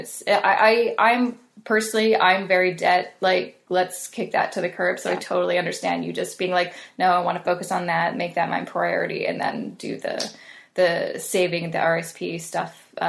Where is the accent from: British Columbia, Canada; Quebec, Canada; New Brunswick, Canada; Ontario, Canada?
British Columbia, Canada; Vancouver; But so you're from Vancouver, and I'm from Vancouver, so that's pretty cool.